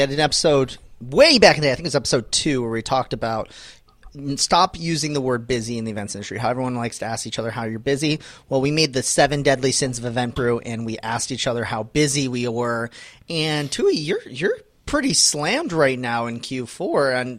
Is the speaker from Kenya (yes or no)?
no; Canada; I'm Canadian.